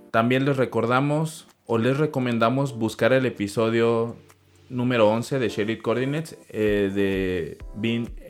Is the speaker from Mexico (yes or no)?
yes; Mexico; como mexicanos